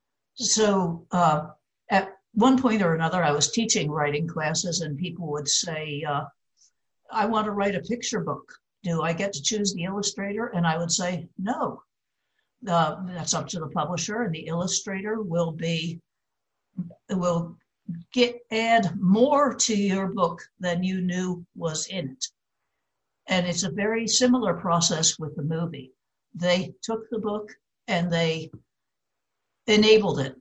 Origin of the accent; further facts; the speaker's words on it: Livingston, New Jersey, United States; I was a free-range child. I roamed from the river to the top of the hill. But and this was in Livingston, New Jersey, before it became metropolitan